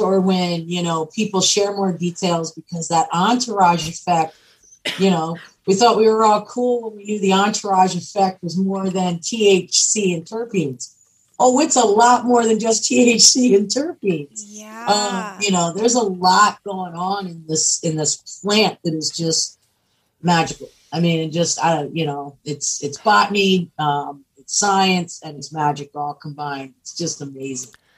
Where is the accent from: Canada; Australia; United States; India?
United States; Pennsylvania; I grew up in Pennsylvania